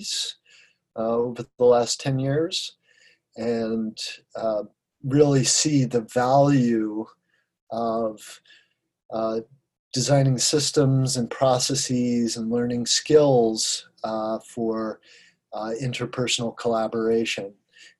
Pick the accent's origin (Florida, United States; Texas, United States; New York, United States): Florida, United States; Sarasota; moved away as an adult; also born or lived in Colorado; moved back to my hometown of Sarasota, Florida, where I am now